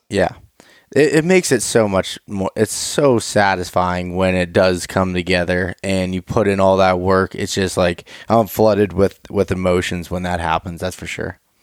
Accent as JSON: {"language": "English", "region": "Appalachian Mountains", "country": "United States", "tie": "born or raised there", "also_born_or_lived": "Pittsburgh area", "said": "that's where I grew up, right in the center of it"}